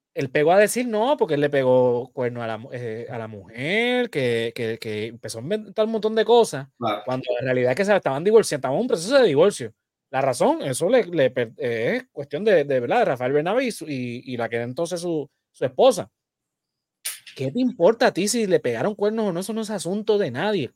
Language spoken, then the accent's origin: Spanish; Puerto Rico